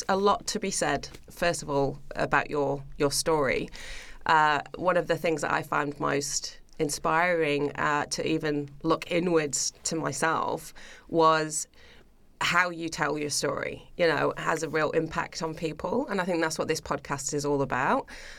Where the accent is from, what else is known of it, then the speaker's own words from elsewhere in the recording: United Kingdom; now in Australia; As you mentioned before, being British, you know, again, there's not much else to do. Everybody just goes to the pub or they live for the weekend, you know, and we're kind of brought up with that mentality.